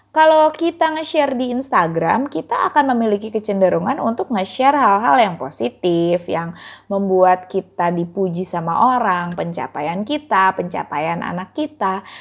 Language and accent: Indonesian; Bekasi, West Java, Indonesia; sebagai orang Bekasi yang merasakan banget kayak kalau mau pergi kemana-mana itu jauh